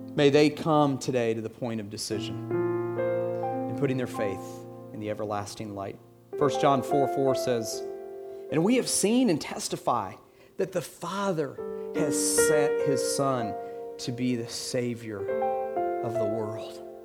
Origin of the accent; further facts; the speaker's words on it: Atlanta, Georgia, United States; I'm from Atlanta. I grew up in Atlanta